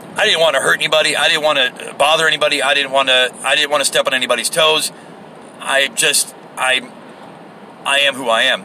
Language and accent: English; United States; I am American